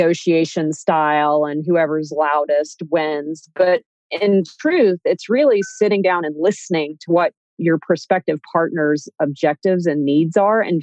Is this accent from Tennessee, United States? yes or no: no; Hartwell, Georgia, United States; now in New York City, United States; I grew up in Hartwell, Georgia